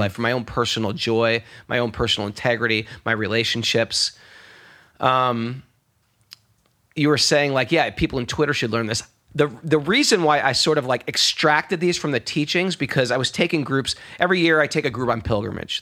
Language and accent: English; New York, United States; I'm a New Yorker